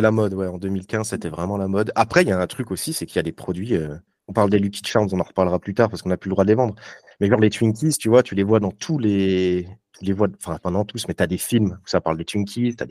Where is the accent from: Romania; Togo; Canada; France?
France; Vesoul, Bourgogne-Franche-Comté; also born or lived in Charleville-Mézières; now in Lyon, France; je viens de Vesoul, même si je suis né à Charleville-Mézières